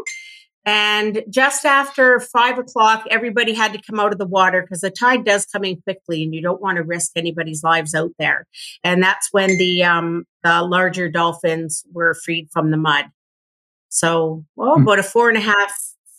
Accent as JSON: {"language": "English", "region": "Ontario", "country": "Canada", "moved": "as an adult", "lives_now": "Nova Scotia, Canada", "said": "I'm from Ontario"}